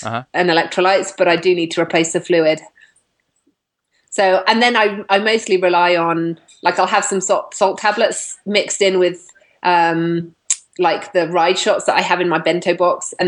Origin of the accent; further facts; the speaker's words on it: England, United Kingdom; I'm English.